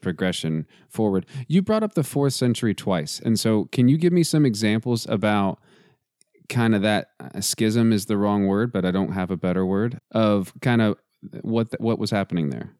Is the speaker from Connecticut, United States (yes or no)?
no; Texas, United States; I'm also from Texas, and so football is literally in my DNA